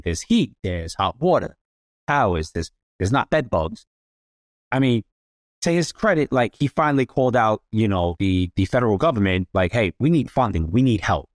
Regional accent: New York City, New York, United States; moved away as an adult; now in Florida, United States; born and raised in the Bronx and Throgs Neck

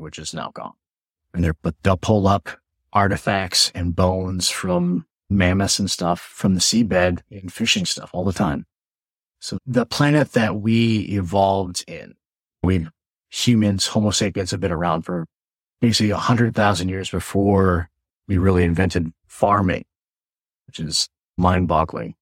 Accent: Midwest, United States; now in New York, United States; I'm from the Midwest, so we have no accent.

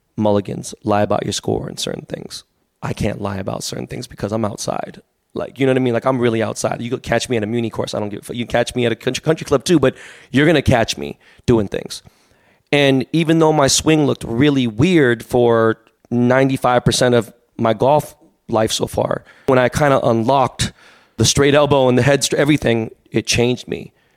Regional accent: Los Angeles, California, United States; I was born and raised in Koreatown

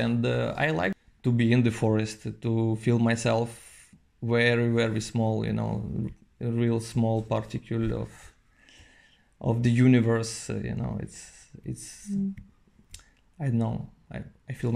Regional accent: Novosibirsk, Novosibirsk Oblast, Russia; now in Paris, France; I'm from Novosibirsk.

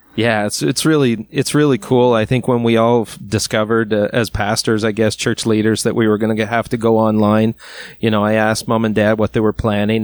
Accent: Miramichi, New Brunswick, Canada; I'm from Miramichi, but I'm not from Chatham.

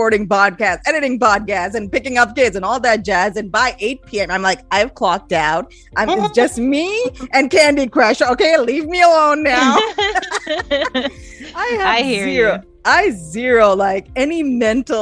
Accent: Pakistan; now in United States; When I was growing up in Pakistan

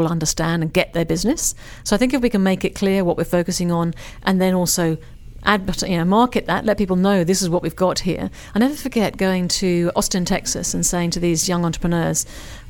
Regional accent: England, United Kingdom; now in Australia; I'm an English person

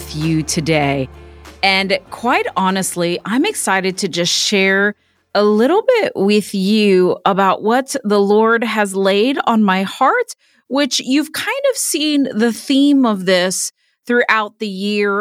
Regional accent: Miami, Florida, United States; also born or lived in Orlando, Florida / Clemmons, North Carolina; now in Indiana, United States; I'm originally from Miami

